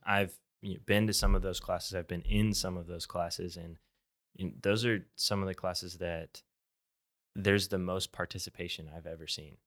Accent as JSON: {"language": "English", "town": "Tulsa", "region": "Oklahoma", "country": "United States", "tie": "born or raised there", "said": "I'm from Tulsa"}